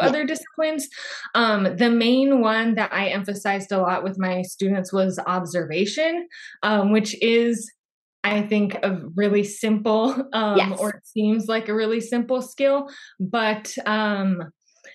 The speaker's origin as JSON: {"language": "English", "town": "Phoenix", "region": "Arizona", "country": "United States", "said": "I'm from Phoenix, Arizona"}